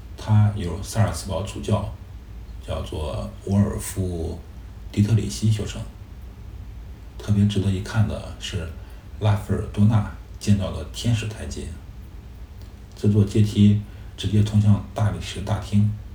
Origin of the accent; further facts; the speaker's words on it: Beijing, China; 我们是从北京来